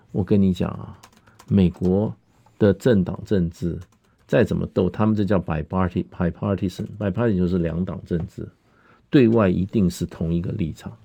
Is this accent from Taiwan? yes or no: yes; Taiwan; also born or lived in Europe; 身为一个台湾人